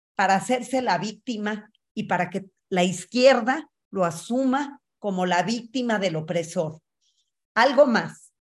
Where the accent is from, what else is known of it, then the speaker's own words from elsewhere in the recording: Mexico; soy mexicana, judía, feminista